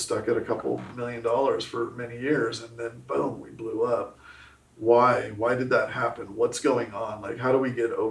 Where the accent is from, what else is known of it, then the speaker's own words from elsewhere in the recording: Southern California, United States; now in Arkansas, United States; I'm from Southern California. You know, so I'm out here in Arkansas now